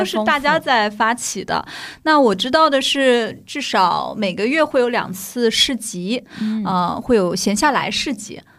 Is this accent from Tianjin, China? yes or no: no; Shanghai, China; accent: Shanghainese; also born or lived in Japan; 我们这上海话的口音